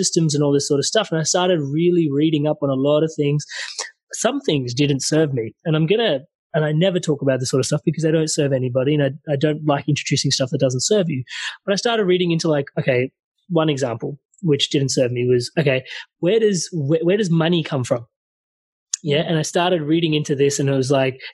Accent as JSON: {"language": "English", "country": "India", "said": "I'm Indian"}